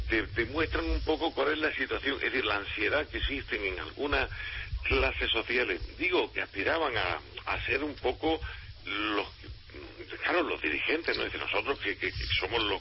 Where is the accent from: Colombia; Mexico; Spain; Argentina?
Spain; Granada, Andalusia; yo soy de Granada.